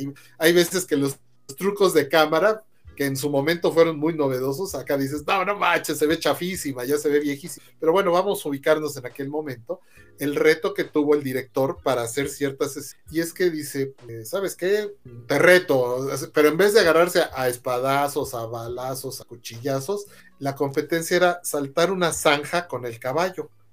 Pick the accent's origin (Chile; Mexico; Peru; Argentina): Mexico; somos los mexicanos